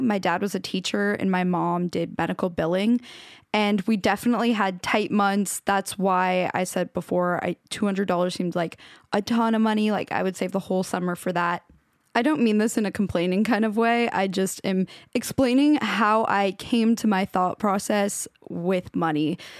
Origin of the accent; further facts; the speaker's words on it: Washington, United States; the town I grew up in Washington.